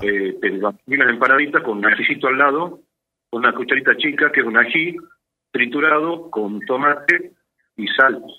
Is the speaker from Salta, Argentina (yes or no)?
yes; Salta, Argentina; yo me crié en Salta, nací en Salta